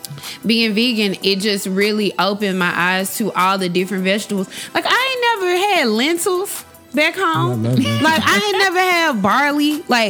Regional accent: the South, United States; Even though I'm from the South. Even when I was being from the South, like, wow.

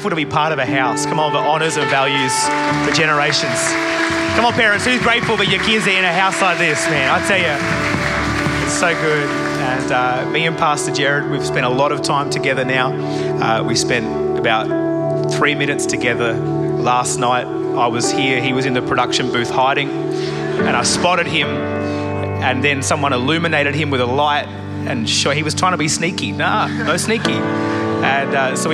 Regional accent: Adelaide, South Australia, Australia; I am from Adelaide, South Australia, really Perth's rival city

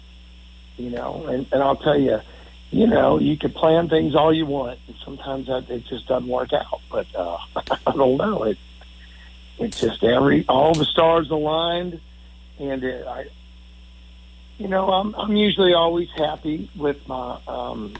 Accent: St. Louis, Missouri, United States; now in Nederland, United States; I grew up in St. Louis

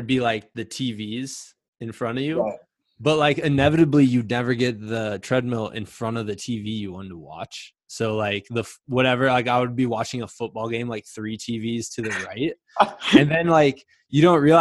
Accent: Muscatine, Iowa, United States; my hometown and I mention Weed Park to people who are not from Muscatine, Iowa

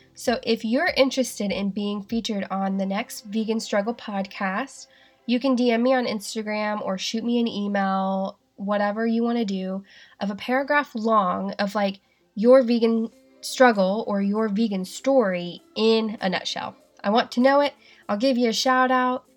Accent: the South, United States; accent: southern; now in Seattle, United States; how southern my accent is sometimes

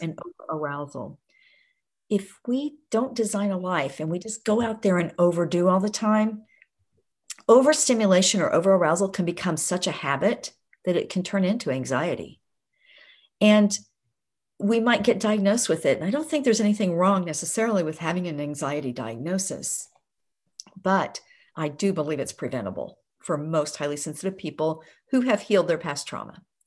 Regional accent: Oklahoma, United States; I grew up in Oklahoma in a very rural area.

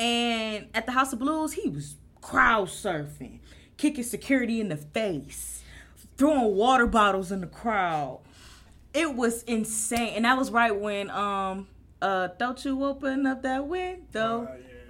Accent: Euclid, Ohio, United States; also born or lived in Cleveland; when I first moved to Euclid

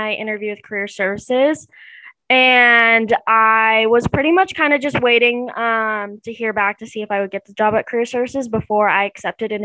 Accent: Olathe, Kansas, United States; I'm from Olathe, Kansas

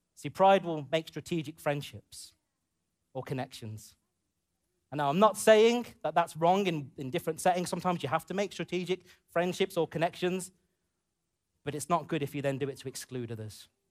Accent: United Kingdom; growing up in the U K as a, as a British Asian man, British, A, British Asian boy to a man

